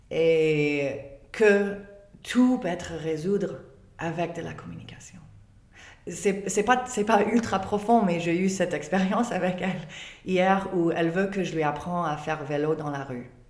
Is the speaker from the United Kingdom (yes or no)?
yes; England, United Kingdom; French is a second language; Et pourtant, moi, je suis anglaise.